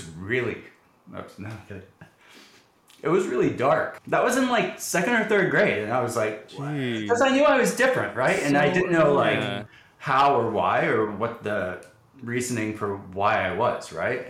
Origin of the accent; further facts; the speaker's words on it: Dallas, Texas, United States; I grew up in the Dallas area in a suburb here in Dallas